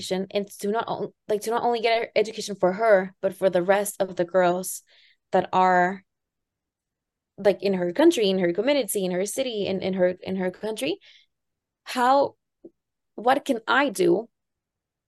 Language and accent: English; Tampico, Tamaulipas, Mexico; the city that I grew up in Tampico